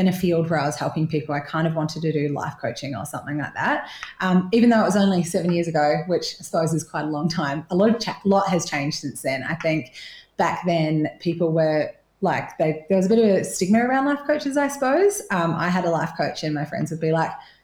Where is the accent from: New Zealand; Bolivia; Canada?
New Zealand; moved away as an adult; now in Torquay, Australia; I'm originally from New Zealand, left there when I was 20, so sometimes you can hear my little twang when I say six and stuff.